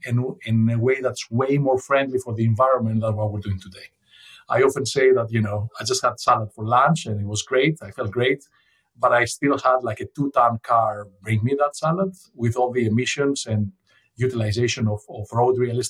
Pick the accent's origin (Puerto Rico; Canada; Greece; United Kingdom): Greece; Athens, Attica; moved away; I grew up in Athens, Greece.